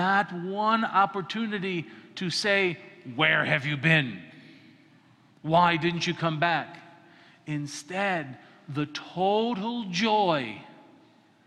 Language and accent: English; Colorado, United States; I grew up in Colorado and there's prairies